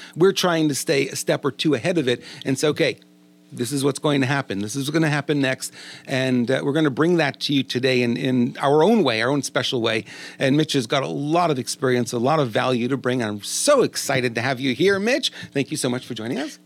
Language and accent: English; New York, United States; accent: New York; now in California, United States; We're both from New York